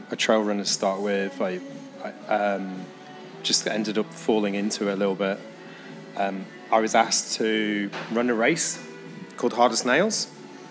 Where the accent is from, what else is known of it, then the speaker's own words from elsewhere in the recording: Isle of Man; moved away as an adult; now in Hong Kong; Originally from the Isle of Man, moved to Hong Kong a couple of years ago.